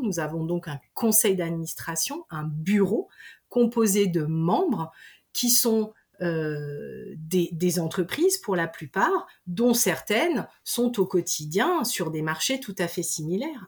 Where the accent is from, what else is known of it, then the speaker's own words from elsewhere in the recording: Pays de Savoie, Auvergne-Rhône-Alpes, France; je suis originaire euh, des pays de Savoie.